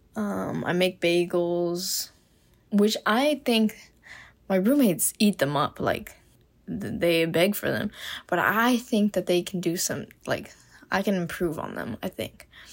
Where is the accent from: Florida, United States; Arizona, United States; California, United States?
Florida, United States; Miami; moved away as an adult; now in Gainesville, United States; I am from Miami, Florida